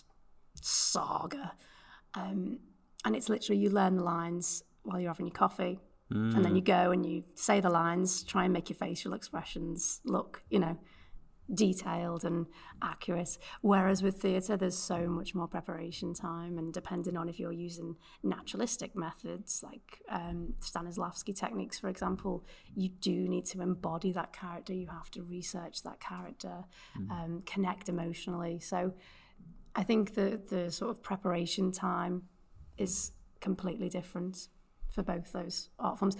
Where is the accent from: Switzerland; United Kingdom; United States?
United Kingdom; Liverpool, North West England; accent: Liverpudlian; my Liverpudlian accent